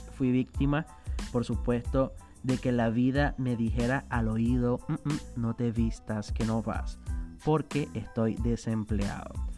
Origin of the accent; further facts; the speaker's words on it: Venezuela; moved away as an adult; also born or lived in southern Brazil; now in Brazil; yo soy venezolano y tengo ya dos años viviendo aquí en Brasil.